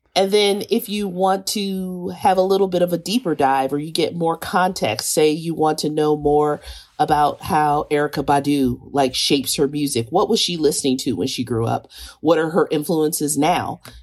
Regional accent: Kansas City, Missouri, United States; I grew up in Kansas City.

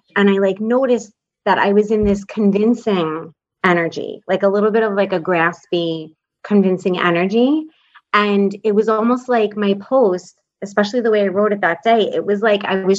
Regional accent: New York, United States; I'm from New York

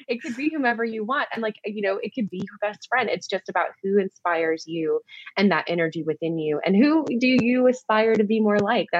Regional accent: Mobile, Alabama, United States; I'm from Mobile, Alabama. So I'm like 2 hours from New Orleans. Grew up going there a lot.

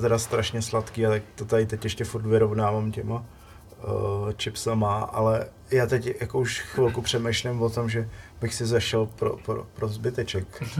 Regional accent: Most District, Ústí nad Labem Region, Czechia; u nás na severu, já jsem že jo, z Mostecka

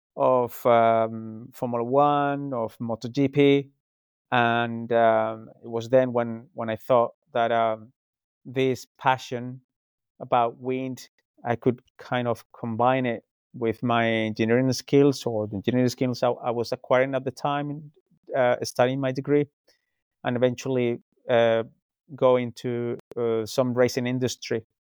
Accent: Spain; moved away as an adult; now in United Kingdom; I'm originally from Spain, um, but I moved to the UK nearly uh, 17 years ago.

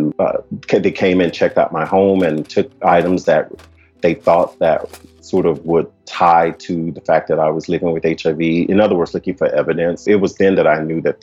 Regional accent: Shreveport, Louisiana, United States; I am originally from Shreveport, Louisiana, which is in the south part of the United States. I was born in a low-income community, pretty much reared by my grandparents

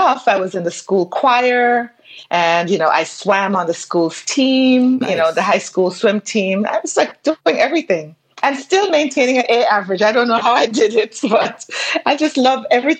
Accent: Saint Andrew, Jamaica; now in New York City, United States; I definitely was born in Jamaica

